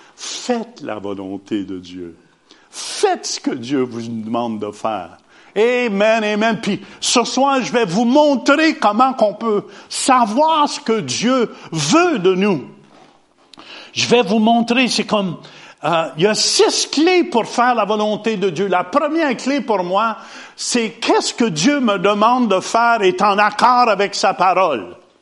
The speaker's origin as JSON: {"language": "French", "town": "Hawkesbury", "region": "Ontario", "country": "Canada", "tie": "born or raised there", "also_born_or_lived": "Ottawa", "said": "un petit gars d'Ottawa, né à Ottawa, mais j'ai grandi à Hawkesbury"}